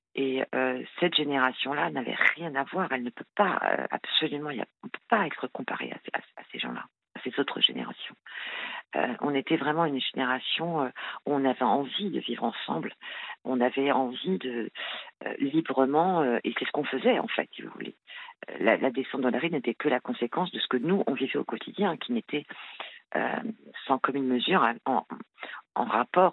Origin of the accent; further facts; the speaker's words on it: France; je suis française, hein, née, en France, euh, issue d'un parent, d'un père français et d'une mère marocaine.